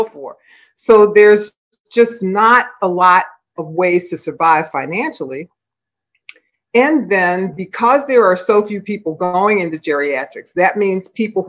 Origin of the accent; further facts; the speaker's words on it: Philadelphia, Pennsylvania, United States; I was raised in North Philadelphia in a very close, huge extended family.